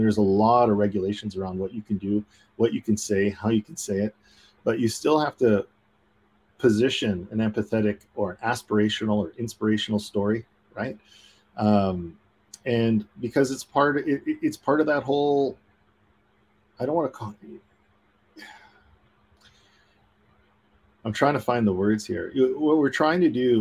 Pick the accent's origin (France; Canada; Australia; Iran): Canada; being Canadian